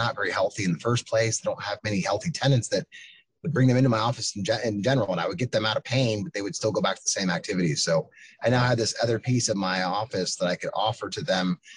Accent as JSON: {"language": "English", "region": "Pennsylvania", "country": "United States", "also_born_or_lived": "Chicago", "moved": "as an adult", "lives_now": "Chattanooga, United States", "said": "from Pennsylvania, but live in Tennessee now, in Chattanooga, Tennessee"}